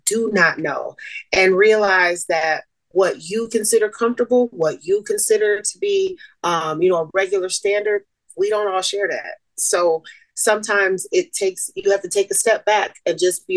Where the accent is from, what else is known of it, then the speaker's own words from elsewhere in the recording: Toledo, Ohio, United States; moved away as an adult; also born or lived in Boston, Massachusetts; now in Las Vegas, United States; born in Boston, raised in Toledo.